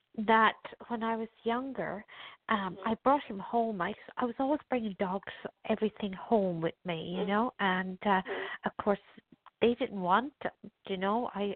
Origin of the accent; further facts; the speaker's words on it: Ireland; moved away; I don't know whether to move back to Ireland to my hometown